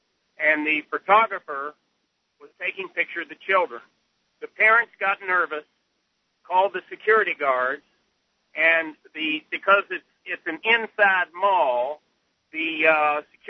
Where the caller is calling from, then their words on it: Charleston, West Virginia, United States; I'm calling from Charleston, West Virginia.